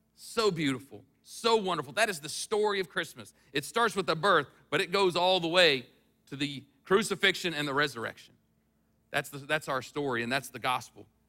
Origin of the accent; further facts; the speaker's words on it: United States; I was from the United States